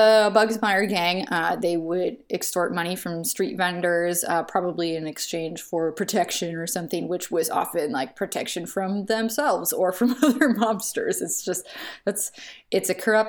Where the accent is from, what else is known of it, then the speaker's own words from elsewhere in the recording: Michigan, United States; I'm from Michigan.